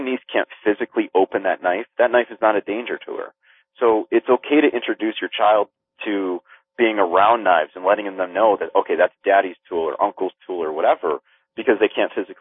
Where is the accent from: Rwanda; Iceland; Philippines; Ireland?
Philippines; being Filipino